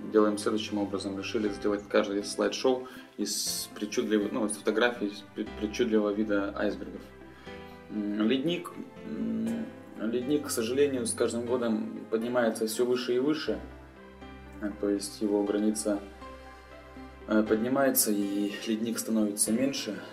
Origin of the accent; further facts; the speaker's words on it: Pinezhsky District, Arkhangelsk Oblast, Russia; moved away as an adult; родился я на севере, в Архангельске, в Архангельской области, в Пинежском районе. И окончив э, школу, поступил в университет.